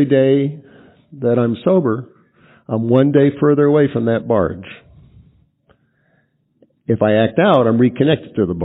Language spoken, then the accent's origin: English; East Coast, United States; moved away; I grew up on the East Coast where we have a lot of garbage barges.